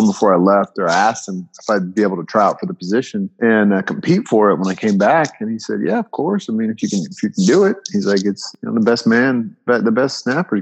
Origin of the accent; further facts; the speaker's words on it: Bay Area, California, United States; moved away as an adult; growing up in the Bay Area.